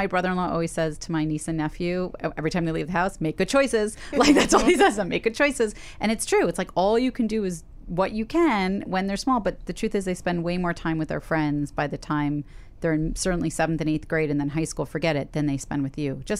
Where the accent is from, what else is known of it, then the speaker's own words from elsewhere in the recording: Brooklyn, New York, United States; I grew up in Park